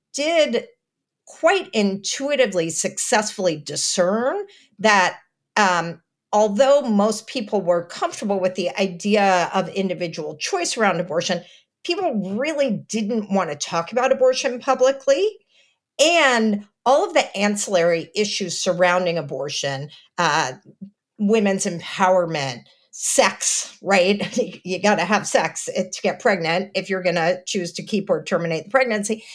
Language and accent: English; Texas, United States; I'm from Texas